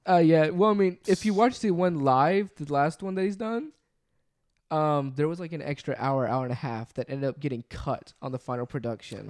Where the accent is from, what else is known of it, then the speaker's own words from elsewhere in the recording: Memphis, Tennessee, United States; we're from the Memphis area